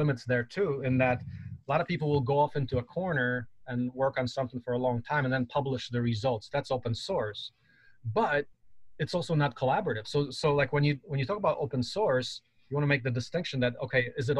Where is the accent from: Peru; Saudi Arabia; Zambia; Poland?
Poland; now in United States; So I come from Poland and actually my grandmother was in a concentration camp.